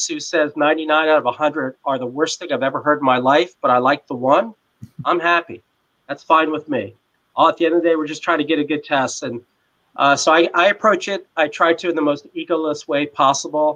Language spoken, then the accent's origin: English; Washington, District of Columbia, United States; my hometown of Washington, D.C.